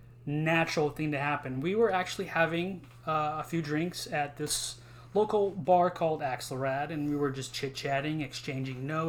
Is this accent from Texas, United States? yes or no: yes; Houston, Texas, United States; I'm from Houston, Texas.